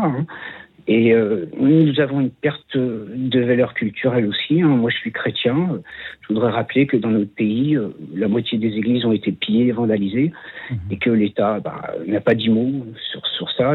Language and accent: French; France; also born or lived in Bois-Colombes; je suis un Français de souche, hein, euh, de très vieille souche